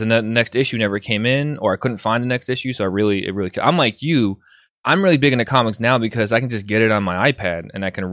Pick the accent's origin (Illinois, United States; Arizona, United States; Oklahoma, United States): Illinois, United States; right outside of Chicago; I grew up right outside of Chicago